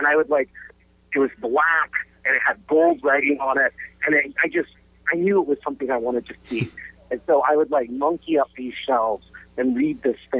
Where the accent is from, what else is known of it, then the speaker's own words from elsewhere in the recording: Charleston, South Carolina, United States; also born or lived in London; I grew up in South Carolina and in Charleston. And the two things that sort of really shaped me early on is, one is that my family lived in London for about a year.